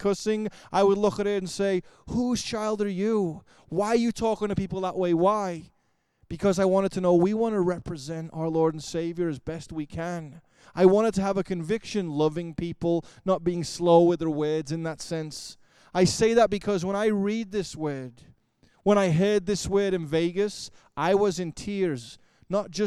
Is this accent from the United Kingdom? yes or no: yes; Liverpool, North West England, United Kingdom; moved away; I grew up in Liverpool, England.